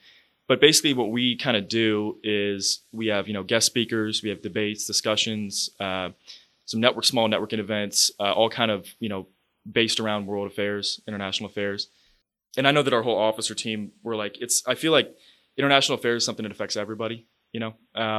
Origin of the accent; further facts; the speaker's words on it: Washington, District of Columbia, United States; also born or lived in Houston / Florida; So I was originally from Houston, and then I grew up mostly in Washington, D.C.